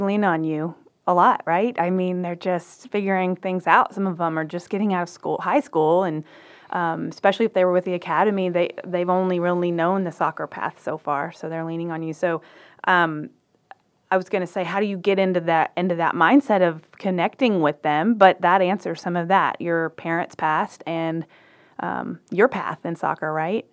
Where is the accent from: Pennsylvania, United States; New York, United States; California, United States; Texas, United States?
Texas, United States; Waco; also born or lived in Dallas area, Texas; I'm from Waco